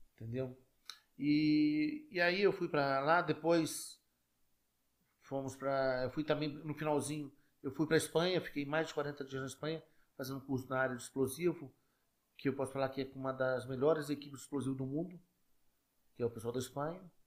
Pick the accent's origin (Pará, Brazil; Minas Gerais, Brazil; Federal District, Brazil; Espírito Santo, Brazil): Federal District, Brazil; Brasília; em 1957, meus avós vieram metade do Rio, tá certo? Por parte de mãe, e metade de Minas. E aí, em 1970, adivinha quem nasce? Eu.